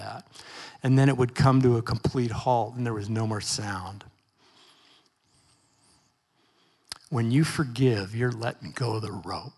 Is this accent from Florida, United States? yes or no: no; Portland, Oregon, United States; I grew up in Northeast Portland